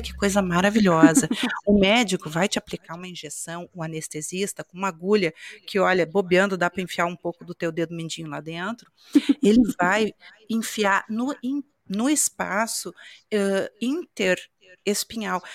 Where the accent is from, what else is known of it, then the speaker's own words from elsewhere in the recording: Rio Grande do Sul, Brazil; De onde eu venho, do estado do Rio Grande do Sul